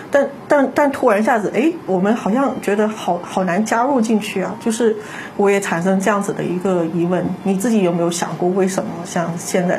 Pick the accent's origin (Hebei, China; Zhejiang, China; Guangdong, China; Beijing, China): Guangdong, China; 虽然说我作为广东人